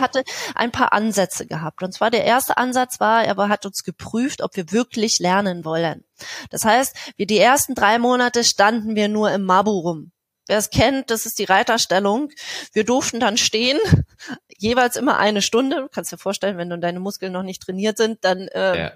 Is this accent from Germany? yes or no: yes; East Germany, Germany; ich bin, bin ein Ossi durch und durch